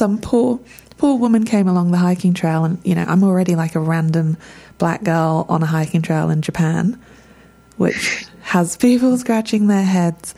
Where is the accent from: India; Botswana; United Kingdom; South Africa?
United Kingdom; England; I don't speak the language. I'm English